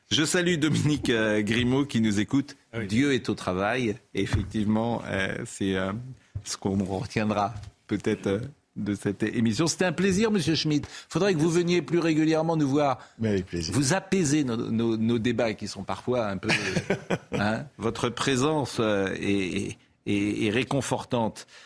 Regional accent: Nantes, Pays de la Loire, France; Il se trouve que je suis nantais, comme M. Guibert

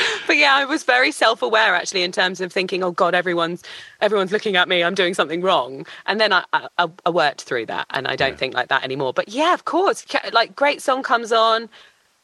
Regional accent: London, United Kingdom; born or raised there

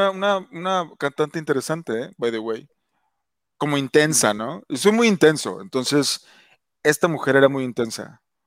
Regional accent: Mexico; moved away; soy mexicano y, adoro México

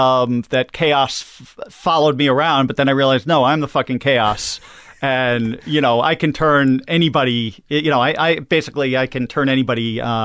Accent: Long Island, New York, United States; Long Island.

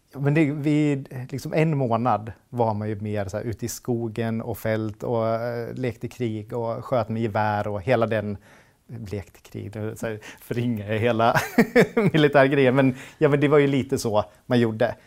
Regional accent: Hofors, Gävleborg County, Sweden; moved away as an adult; also born or lived in United States / Stockholm; now in Hofors, Sweden; Jag är född och uppvuxen i Hofors

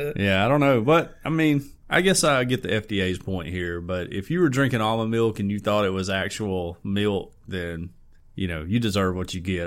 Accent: Fayette, United States; growing up in Fayette, you graduate with like 80 people.

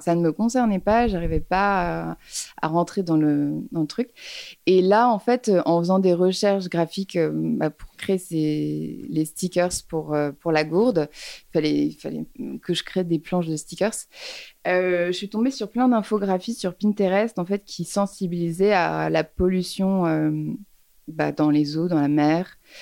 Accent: Paris, Île-de-France, France; j'ai grandi à Paris. Je suis née à Paris

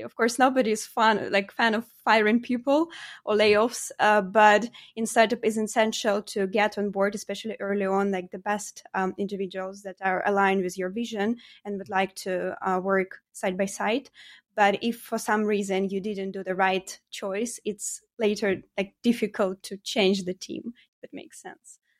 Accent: Ukraine; moved away as an adult; also born or lived in Poland; now in Norway; originally I'm from Ukraine, uh, and, uh, basically I studied my study there. I've been brought up there.

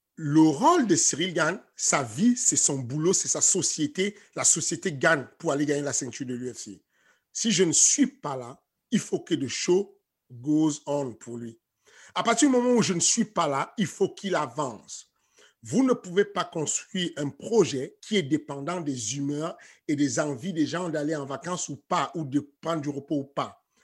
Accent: Cameroon; now in France; je suis un Africain, je suis Camerounais à base. Euh, nous, les Camerounais, on est très chauvin

